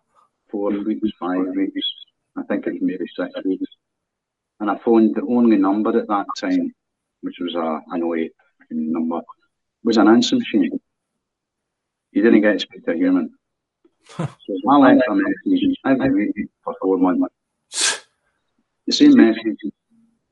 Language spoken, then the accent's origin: English; Scotland, United Kingdom; I'm a Scottish citizen